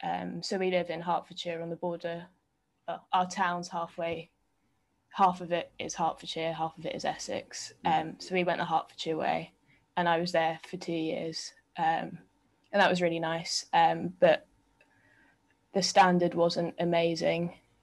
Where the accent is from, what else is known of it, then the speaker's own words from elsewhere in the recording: Hong Kong; also born or lived in England; I was born in England, and then we moved to Hong Kong when I was seven.